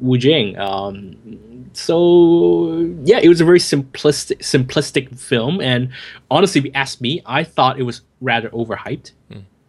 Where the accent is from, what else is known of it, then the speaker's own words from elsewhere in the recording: United States; accent: American; I'm American